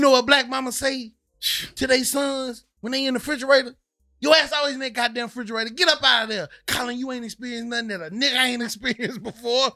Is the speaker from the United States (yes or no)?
yes; the South, United States; moved away; I grew up in the South